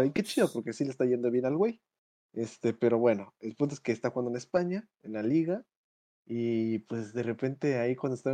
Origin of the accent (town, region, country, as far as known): Mexico